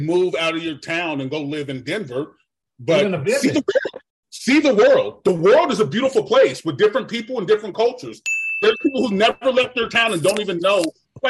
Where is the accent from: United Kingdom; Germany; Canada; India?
Germany; Sorry, I was raised in Germany. My whole high school.